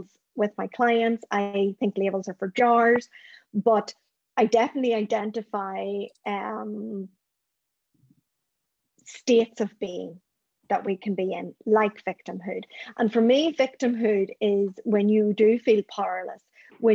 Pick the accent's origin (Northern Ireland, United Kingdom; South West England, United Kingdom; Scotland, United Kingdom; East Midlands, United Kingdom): Northern Ireland, United Kingdom; the trauma I experienced growing up in Northern Ireland.